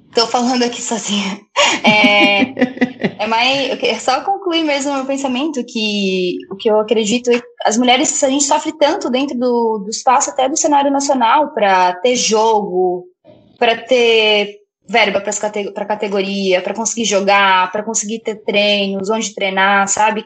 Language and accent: Portuguese; Brusque, Santa Catarina, Brazil; now in Florianópolis, Brazil; eu vim pra estudar na universidade, aqui em Floripa, eu sou natural de Brusque